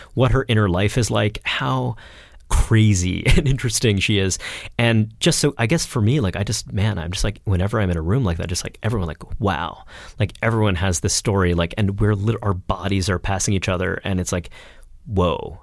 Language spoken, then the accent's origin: English; Brooklyn, New York, United States; grew up in Brooklyn